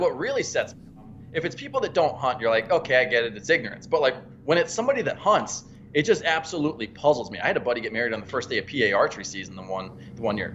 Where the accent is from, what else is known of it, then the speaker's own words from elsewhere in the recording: Pennsylvania, United States; I'm from Pennsylvania